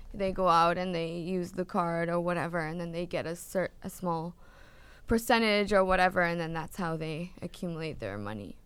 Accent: Canada; moved away; I'm from Canada

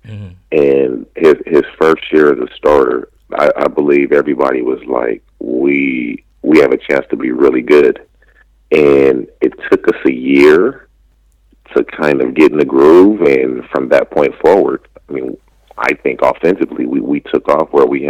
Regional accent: California, United States; moved away as an adult; It was pretty much born and raised in California

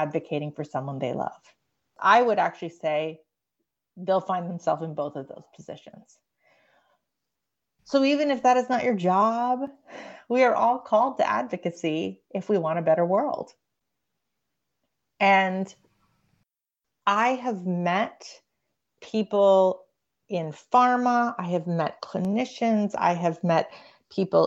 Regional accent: Canada; now in United States; I grew up in Canada

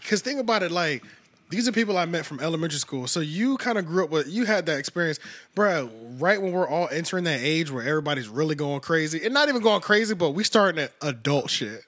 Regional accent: Philadelphia, Pennsylvania, United States; moved away as an adult; I'm originally from Philly, been here since two thousand six

